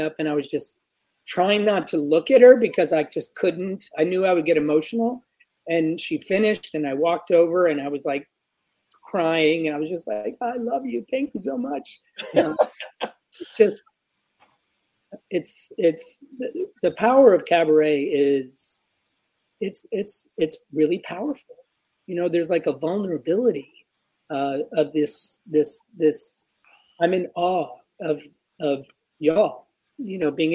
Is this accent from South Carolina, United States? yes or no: yes; South Carolina, United States; moved away as an adult; also born or lived in New York City; I'm from South Carolina too